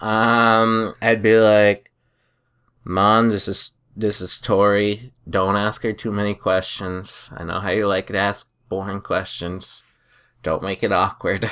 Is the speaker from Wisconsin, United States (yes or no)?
no; New Hampshire, United States; we're from New Hampshire